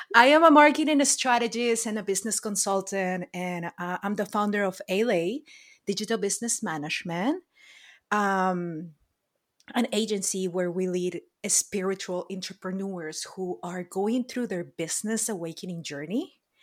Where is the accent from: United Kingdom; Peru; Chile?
Peru; moved away as an adult; now in Los Angeles, United States; born and raised in Peru